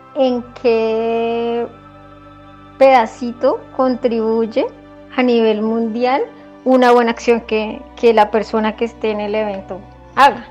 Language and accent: Spanish; Colombia; nosotros como colombianos